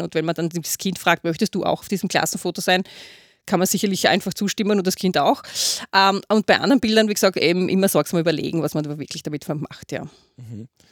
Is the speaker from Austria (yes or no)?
yes; Austria; bei uns in Österreich